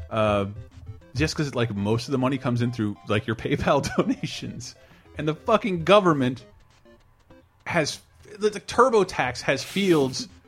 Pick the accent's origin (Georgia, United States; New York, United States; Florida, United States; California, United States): Florida, United States; moved away; I'm from. I grew up. Florida.